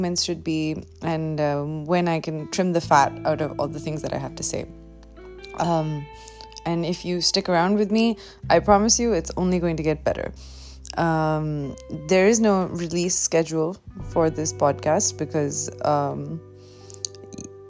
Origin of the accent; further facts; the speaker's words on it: Delhi, India; I'm a girl from Delhi. I live in South Delhi